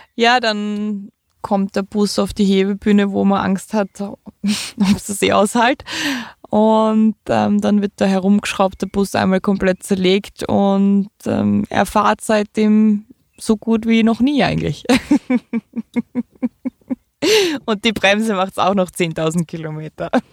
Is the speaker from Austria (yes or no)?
yes; Austria; bei uns in Österreich